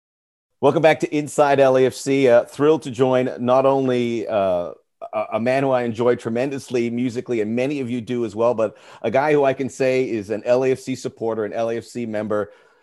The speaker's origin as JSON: {"language": "English", "country": "United States", "said": "as an American"}